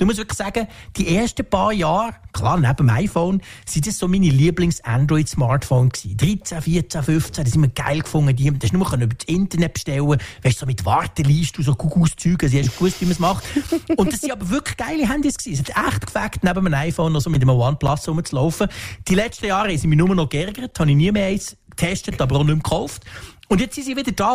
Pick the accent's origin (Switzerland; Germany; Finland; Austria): Switzerland; bei uns in der Schweiz